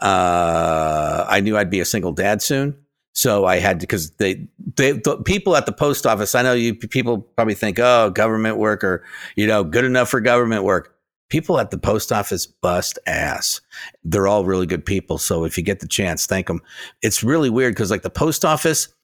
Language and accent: English; United States